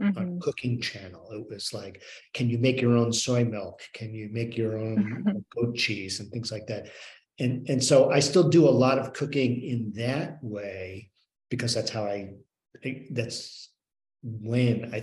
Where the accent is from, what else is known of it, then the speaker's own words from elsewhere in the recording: New York metropolitan area, United States; moved away as an adult; also born or lived in Northwest Pennsylvania; now in Pennsylvania, United States; growing up in the New York metropolitan area